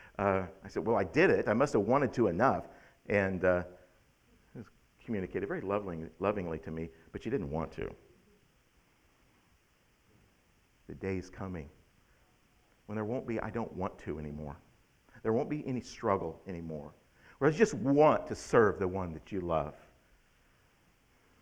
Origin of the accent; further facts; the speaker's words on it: United States; As an American